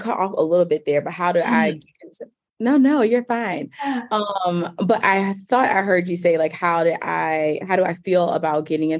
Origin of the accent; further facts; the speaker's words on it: Richmond, Virginia, United States; now in New York, United States; at my core, I'm just a girl from Richmond. So shout out Richmond, Virginia.